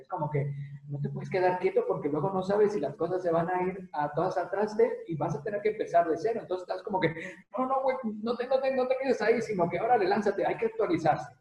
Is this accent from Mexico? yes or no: yes; Mexico; moved away; porque somos migrantes o porque somos mexicanos